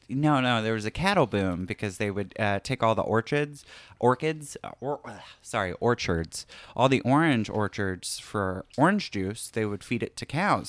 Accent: Florida, United States; moved away as an adult; I'm from Florida

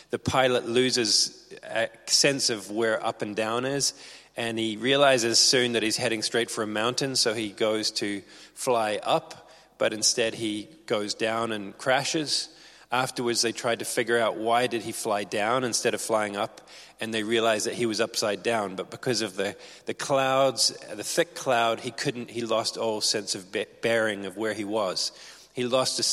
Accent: Belfast, Northern Ireland, United Kingdom; also born or lived in New Zealand / England; I grew up here. I lived in Coleraine initially, and then we moved to Belfast

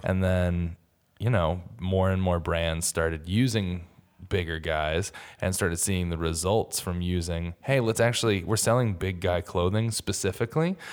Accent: New York City, New York, United States; being a New Yorker

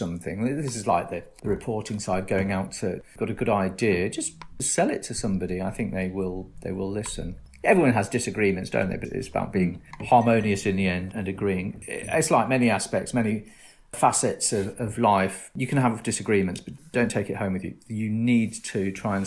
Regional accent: Northamptonshire, East Midlands, United Kingdom; moved away; I'm from Northamptonshire originally

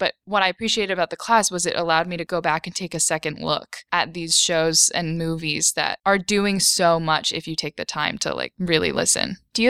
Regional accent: Wellesley, Massachusetts, United States; we are from Wellesley, Massachusetts.

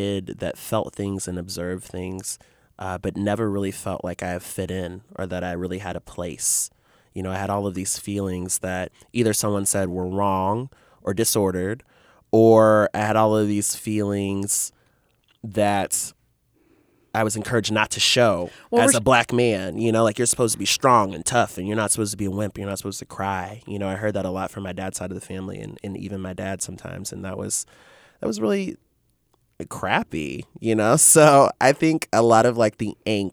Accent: Kansas City, Kansas, United States; I grew up actually in Wyandotte County, and went to all the Wyandotte County like Catholic schools growing up

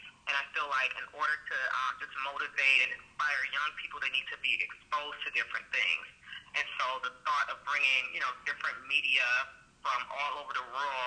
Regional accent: Michigan, United States; Michigan, which is my hometown

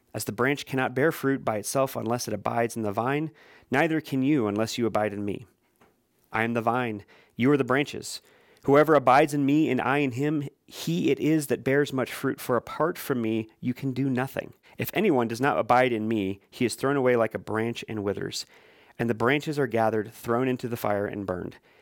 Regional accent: Midwest, United States; as I grew up saying in the Midwest

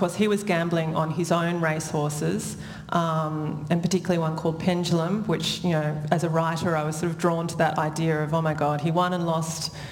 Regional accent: Sydney, New South Wales, Australia; I grew up in Sydney

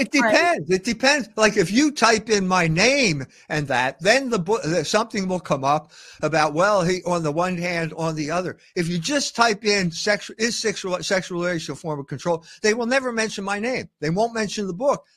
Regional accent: United States; I'm half Irish and half German. So what does that mean? I'm an American.

